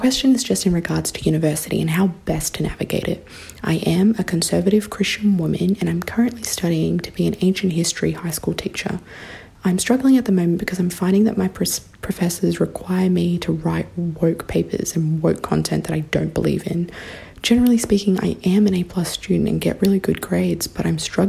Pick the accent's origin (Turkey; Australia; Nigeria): Australia; And as you can probably tell by my accent, I am not an American, but I am an Australian.